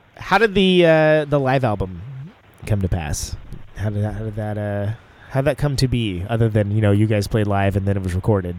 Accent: Oakland, California, United States; I'm from Oakland

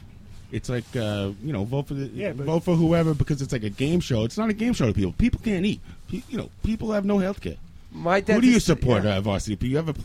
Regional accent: New York City, New York, United States; We're all from New York

